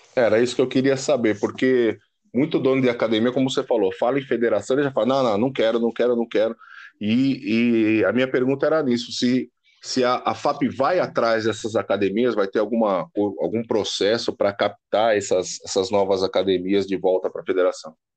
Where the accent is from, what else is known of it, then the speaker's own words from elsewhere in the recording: ABC Paulista, São Paulo, Brazil; Eu sou do ABC